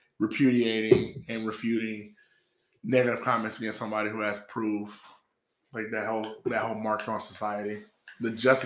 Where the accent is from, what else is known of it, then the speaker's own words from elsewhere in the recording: Atlanta, Georgia, United States; I grew up in a society, I grew up in Atlanta, right? So the society I grew up in is, you talk shit, you get hit.